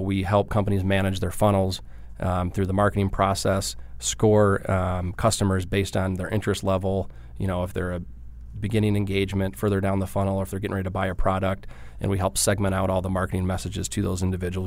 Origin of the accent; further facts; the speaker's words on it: Trenton, Michigan, United States; accent: Midwest; moved away; I grew up in Detroit, uh, just south, small town called, uh, Trenton.